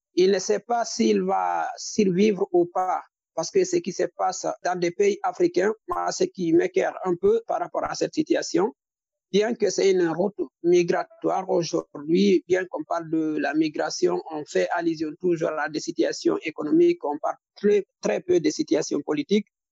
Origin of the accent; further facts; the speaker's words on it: Guinea; moved away as an adult; also born or lived in Mali; j'ai quitté la Guinée depuis 2017